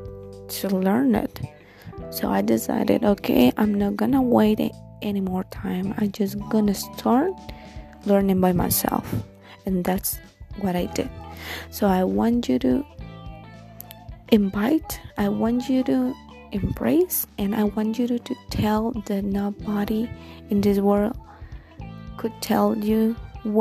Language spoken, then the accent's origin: English; Guatemala; English is a second language; I'm not a native language speaker, as you can tell. I'm from Guatemala.